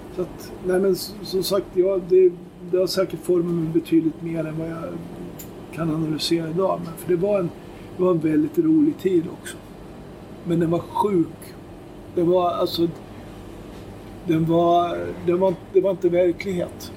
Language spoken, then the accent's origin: Swedish; Köping, Västmanland, Sweden; Vi kom ju från Köping också